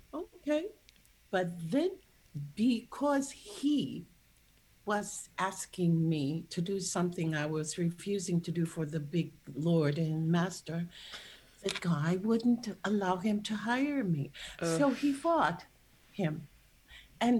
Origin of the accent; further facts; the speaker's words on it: St. Louis, Missouri, United States; I was born in St. Louis